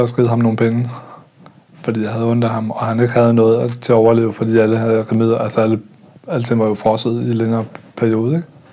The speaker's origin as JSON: {"language": "Danish", "country": "Denmark", "tie": "born or raised there", "also_born_or_lived": "Østerbro, Copenhagen / Nørrebro, Copenhagen", "moved": "yes", "said": "en kultur, jeg voksede op i i Jylland"}